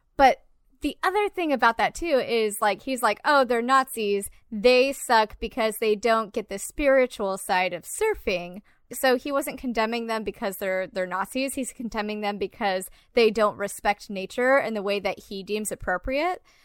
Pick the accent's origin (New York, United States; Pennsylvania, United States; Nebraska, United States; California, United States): California, United States; Garden Grove; I grew up in Orange County in like Garden Grove